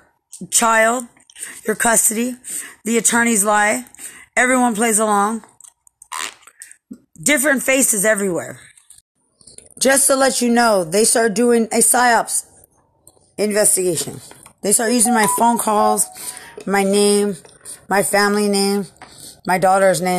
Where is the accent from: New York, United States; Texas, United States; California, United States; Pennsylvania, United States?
Texas, United States; Lubbock; I'm from Lubbock